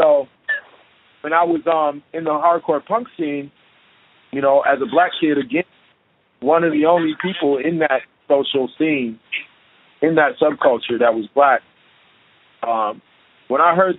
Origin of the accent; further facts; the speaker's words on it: Chicago, Illinois, United States; already dealt with physical violence and being ostracized and bullied and beat up, this is part of being growing up in Chicago.